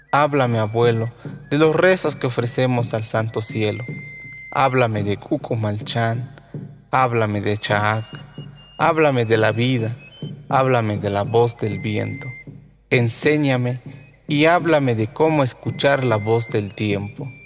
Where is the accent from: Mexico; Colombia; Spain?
Mexico; Tenejapa, Chiapas; perteneciente a los linajes Is y Uch. Yo soy originario de Joveltó, mejor conocido como Tenejapa, Chiapas.